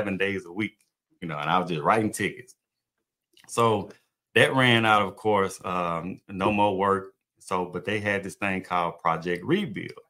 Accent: Mississippi, United States; moved away as an adult; also born or lived in Gulf Coast, Mississippi; now in Texas, United States; I'm from Mississippi, and I was in Vicksburg

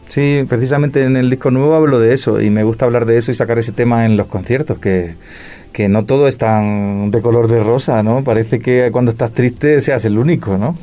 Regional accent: Granada, Andalusia, Spain; now in Madrid, Spain; Yo soy de Granada, del sur de España, de Andalucía, pero vivo, en Madrid hace ya muchos años

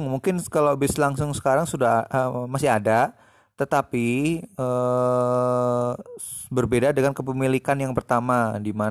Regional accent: Temanggung, Central Java, Indonesia; yang berada di dekat kota saya di Temanggung.

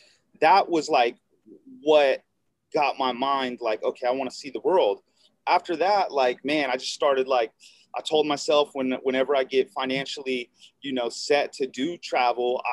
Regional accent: Alameda, California, United States; I grew up in Alameda, which is right next to Oakland

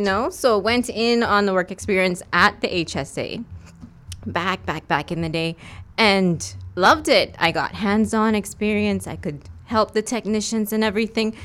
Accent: West Bay, Cayman Islands; I'm from West Bay. I've done all my school here and everything

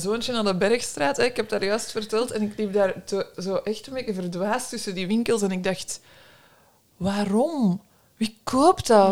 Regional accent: Brussels, Brussels-Capital Region, Belgium; En ik kom uit Brussel, ben daar opgegroeid

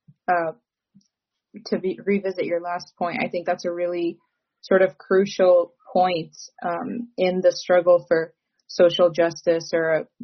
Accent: Michigan, United States; I'm also from Michigan

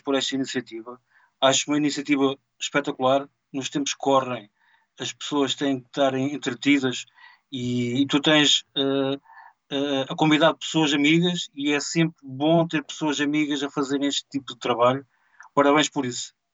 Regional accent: Mira, Coimbra District, Portugal; eu sou natural de Mira

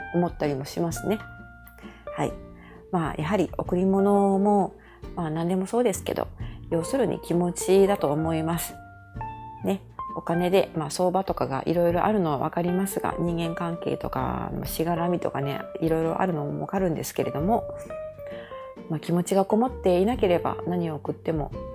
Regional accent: Japan; moved away as an adult; now in Canada; 私は日本に生まれてそういう意味ではラッキーだったんですけどこのカナダという移民大国に住んでる

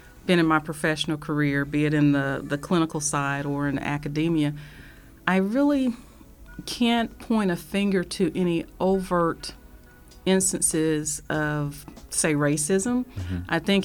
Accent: Fayetteville, North Carolina, United States; now in Wichita, United States; In North Carolina, there's Fort Bragg. That's the town my hometown was in.

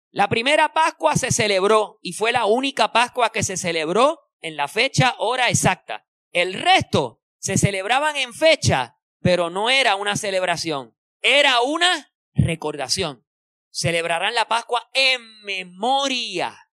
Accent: Puerto Rico; nosotros que somos boricua

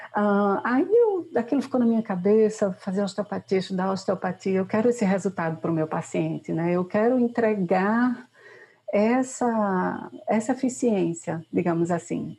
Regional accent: Recife, Pernambuco, Brazil; sou de Recife

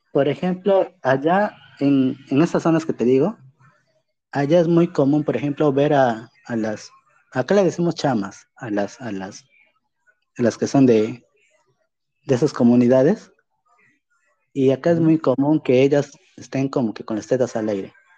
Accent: Peruvian Amazon, Peru; nosotros, por ejemplo, en la selva, o sea, nosotros somos Perú

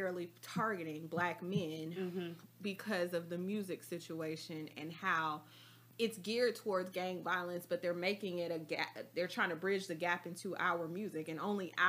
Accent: Atlanta, Georgia, United States; even though I'm from Atlanta, I don't speak Atlanta.

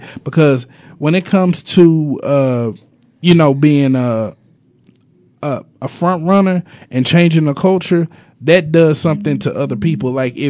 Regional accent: the South, United States; I'm from the South.

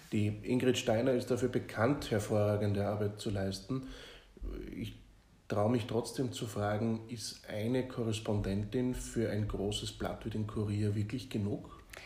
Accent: Austria; als Österreicher

